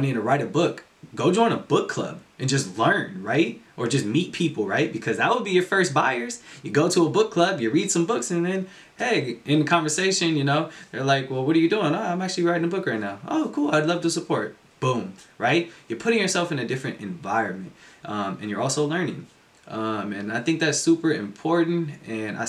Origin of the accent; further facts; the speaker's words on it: California, United States; moved away as an adult; also born or lived in Colorado; I'm from California. I decided to go all the way to Colorado and go to college